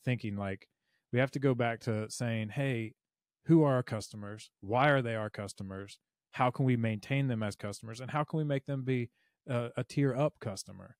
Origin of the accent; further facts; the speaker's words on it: Mobile, Alabama, United States; I'm from Mobile